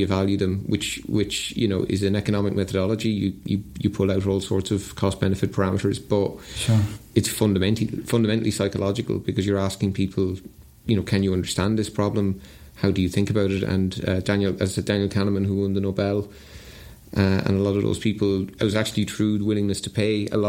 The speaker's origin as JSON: {"language": "English", "country": "Ireland", "tie": "born or raised there", "said": "growing up in Ireland in the 80s"}